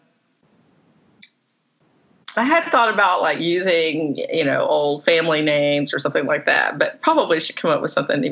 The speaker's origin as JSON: {"language": "English", "region": "the South", "country": "United States", "accent": "southern", "lives_now": "Florida, United States", "said": "I have such a southern accent"}